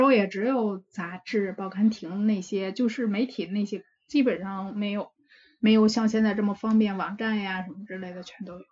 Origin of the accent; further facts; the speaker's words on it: Beijing, China; 我是北京人